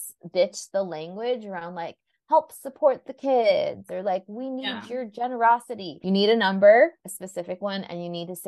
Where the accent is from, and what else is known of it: Southern California, United States; born or raised there